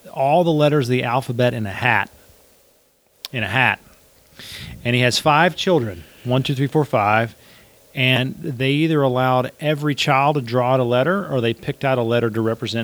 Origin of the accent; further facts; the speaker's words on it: Canton, Mississippi, United States; I grew up in Canton, Mississippi.